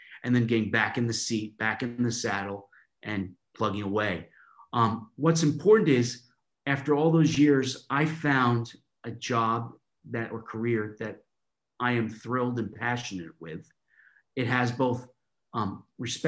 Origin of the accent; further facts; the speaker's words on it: New York, United States; now in London, United Kingdom; I'm from New York, living in London now